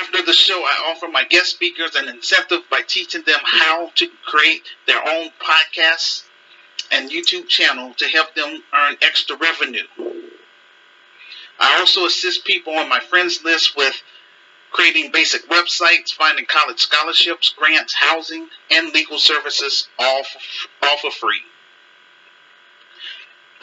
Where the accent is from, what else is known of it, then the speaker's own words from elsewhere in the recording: Chicago, Illinois, United States; I was born and raised in the United States of America, specifically Chicago, Illinois